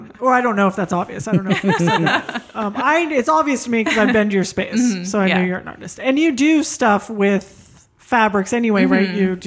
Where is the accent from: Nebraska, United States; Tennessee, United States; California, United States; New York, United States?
California, United States; Oak Grove; now in Sacramento, United States; I grew up in Oak Grove.